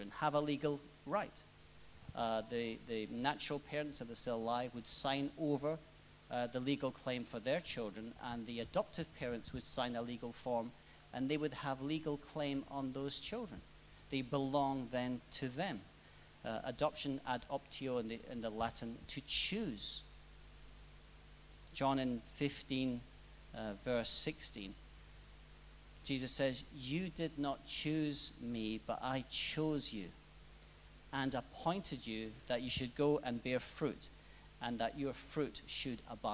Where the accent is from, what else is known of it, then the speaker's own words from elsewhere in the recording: Scotland, United Kingdom; now in Australia; I'm Scottish.